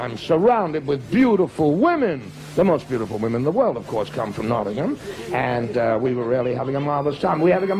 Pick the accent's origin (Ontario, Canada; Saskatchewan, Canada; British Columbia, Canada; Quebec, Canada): Quebec, Canada; Montreal; I'm from Montreal.